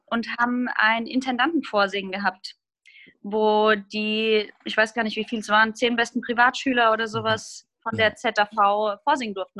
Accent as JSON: {"language": "German", "town": "Groß-Gerau", "region": "Hesse", "country": "Germany", "tie": "born or raised there", "also_born_or_lived": "Hamburg", "moved": "as an adult", "lives_now": "Ruhr area, Germany", "said": "Ich komme aus einer kleinen Stadt namens Groß-Gerau in Hessen und ähm, bin da aufgewachsen"}